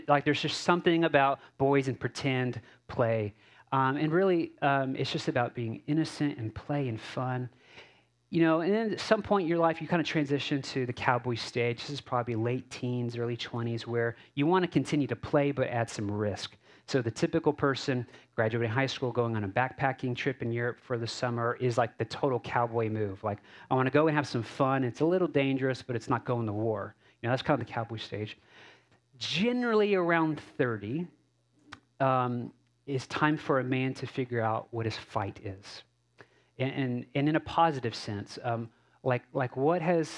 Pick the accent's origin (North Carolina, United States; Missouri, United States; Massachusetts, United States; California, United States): Massachusetts, United States; Cape Cod and the Boston, New Bedford, Hyannis area; moved away; also born or lived in Texas; I grew up in Cape Cod and the Boston, New Bedford, Hyannis area